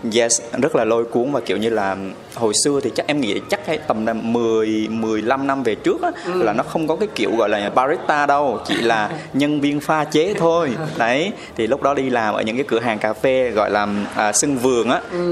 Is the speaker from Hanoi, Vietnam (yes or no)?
no; Huế, Thua Thien Hue, Vietnam; accent: Huế; now in Ho Chi Minh City, Vietnam; em ờ, sinh ra và lớn lên ở Huế. Em là ừ. người Huế chính gốc